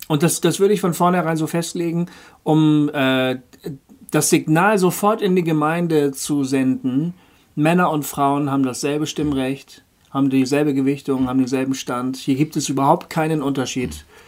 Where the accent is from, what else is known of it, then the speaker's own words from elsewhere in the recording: Bremen, Germany; Hochding, das ist der, der Stadtteil, wo ich herkomme, wo ich ja. aufgewachsen bin, geboren und aufgewachsen